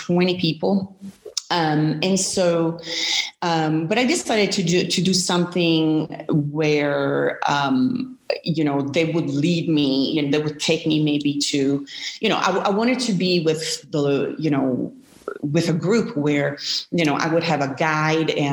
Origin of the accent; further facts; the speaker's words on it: Milan, Lombardy, Italy; moved away as an adult; also born or lived in United States; I'm originally from Milan, Italy, and I moved to the States in my early 20s.